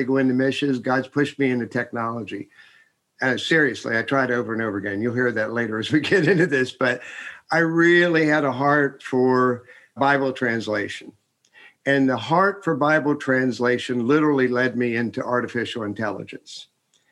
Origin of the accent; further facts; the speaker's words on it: Carlisle, Pennsylvania, United States; moved away as an adult; also born or lived in Texas; now in Silicon Valley, United States; I was born in Carlisle, Pennsylvania